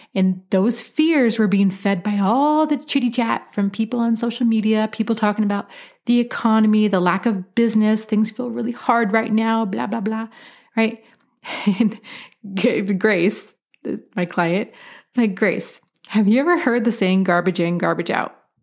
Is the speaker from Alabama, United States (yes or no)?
no; Portland, Oregon, United States; I grew up in Portland, Oregon, which has a wonderful wine industry